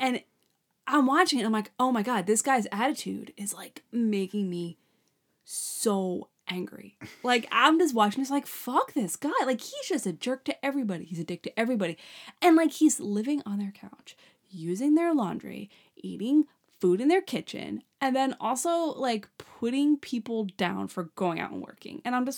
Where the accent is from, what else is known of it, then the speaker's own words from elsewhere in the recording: New York, United States; like we're from Long Island, like that's Montauk, you know?